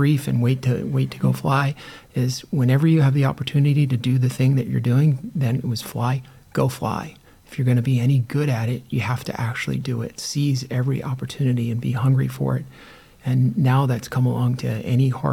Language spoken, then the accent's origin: English; Long Island, New York, United States; I grew up in Long Island, New York, where there was, back in the 70s, it had been a long-standing aviation industry there